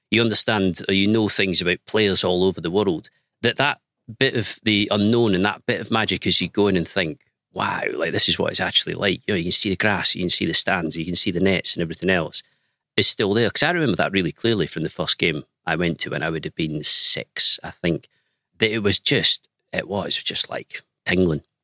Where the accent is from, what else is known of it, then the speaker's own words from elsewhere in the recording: Penicuik, Scotland, United Kingdom; moved away; I was born and raised in Pennycook, which is like a little commuter town